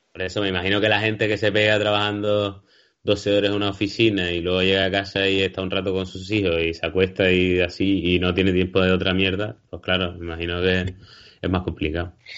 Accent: Canary Islands, Spain; somos cómicos de Canarias

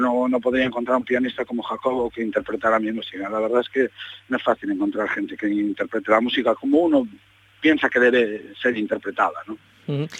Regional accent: Galicia, Spain; nos hemos criado, pues como decimos aquí, en la ribera, ¿no? en la orilla del Atlántico

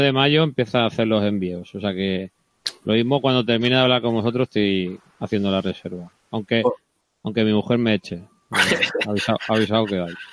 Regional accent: Cartagena, Region of Murcia, Spain; now in Valencia, Spain; Yo soy de Cartagena, pero ya, ya de Valencia

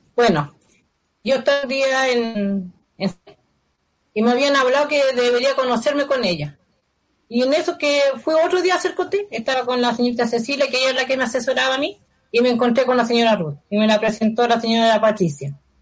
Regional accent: Rancagua, O'Higgins, Chile; yo soy de Rancagua y acá no tenemos patio

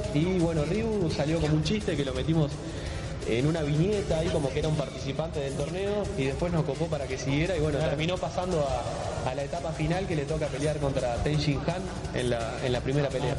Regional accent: Uruguay; yo soy de Uruguay

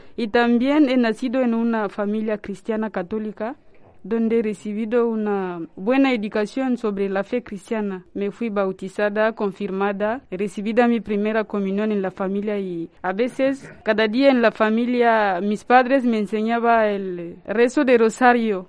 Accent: DR Congo; Spanish is a second language; moved away as an adult; now in Santander, Spain; soy de la República Democrática del Congo, en África.

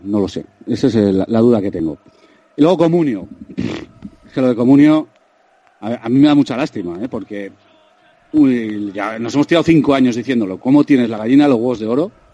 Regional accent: Vitoria-Gasteiz, Basque Country, Spain; De Vitoria

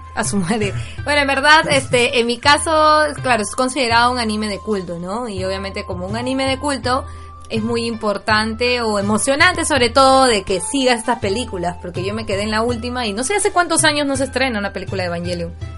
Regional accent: Peru; yo personalmente, como peruana

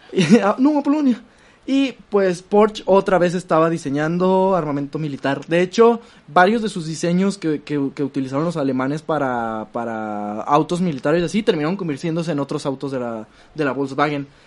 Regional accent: Mexico; somos México del PRI

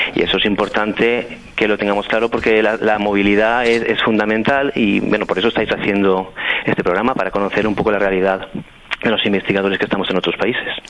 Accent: Muro de Alcoy, Valencian Community, Spain; moved away as an adult; also born or lived in Amsterdam, Netherlands / Brisbane, Australia; now in Stockholm, Sweden; yo soy natural de Muro de Alcoy, que como bien dices es una villa de las montañas de, Alicante

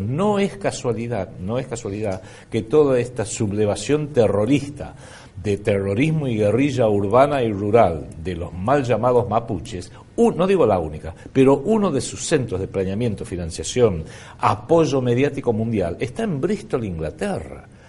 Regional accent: Argentina

